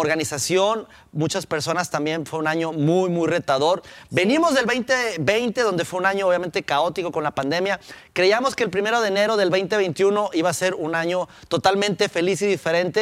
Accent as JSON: {"language": "Spanish", "region": "Durango", "country": "Mexico", "tie": "born or raised there", "moved": "yes", "lives_now": "Monterrey, Mexico"}